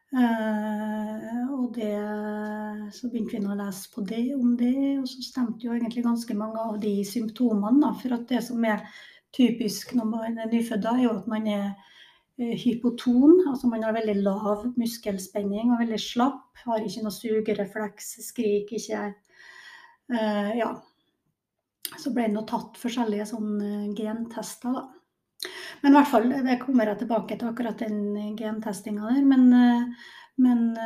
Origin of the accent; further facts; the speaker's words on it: Kristiansund, Møre og Romsdal, Norway; Nordmørsdame, så jeg er jo født og oppvokst i Kristiansund.